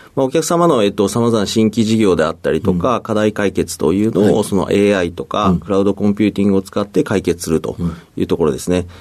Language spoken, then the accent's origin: Japanese; Fukuoka, Japan; 僕はずっと福岡で生まれて、もうずっと中学、高校、大学とずっと福岡ですね。